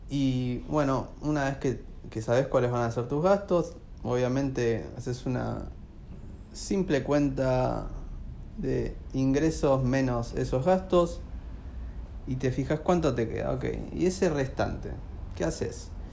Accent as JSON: {"language": "Spanish", "area": "AMBA", "region": "Buenos Aires Province", "country": "Argentina", "said": "Nosotros somos samba, eso seguro"}